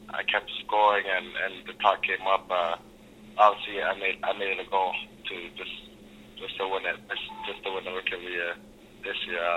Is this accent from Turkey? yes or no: no; Canada; I'm from, I'm from Canada